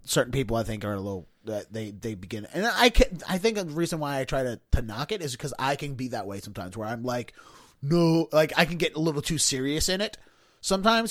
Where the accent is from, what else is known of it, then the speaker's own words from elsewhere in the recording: Baltimore County, Maryland, United States; I grew up in Baltimore County